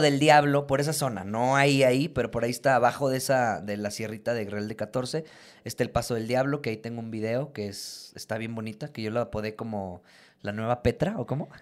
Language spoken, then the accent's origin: Spanish; San Luis Potosí, Mexico; Nosotros somos los más chidos, de hecho, de San Luis